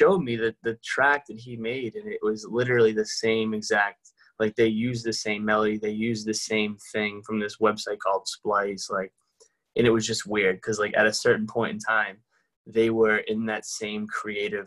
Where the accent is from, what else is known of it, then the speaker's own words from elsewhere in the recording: Somerville, Massachusetts, United States; where I grew up in Somerville